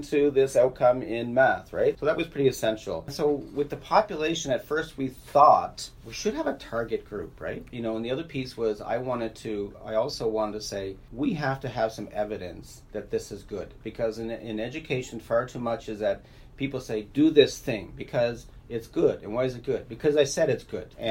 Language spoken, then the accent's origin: English; Nova Scotia, Canada; now in Manitoba, Canada; I grew up in Nova Scotia